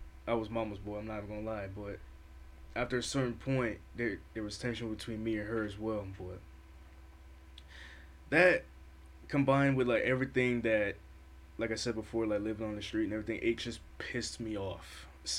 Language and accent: English; United States; also born or lived in New York; I was born up in New York, but I was raised down here